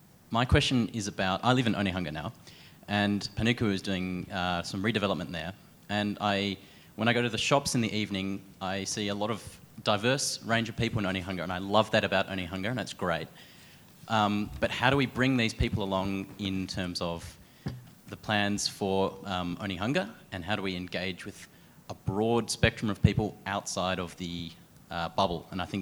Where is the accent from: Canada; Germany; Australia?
Australia; Melbourne, Victoria; now in Auckland, New Zealand; I'm from Melbourne originally, and I'm studying here in Auckland, studying urban planning.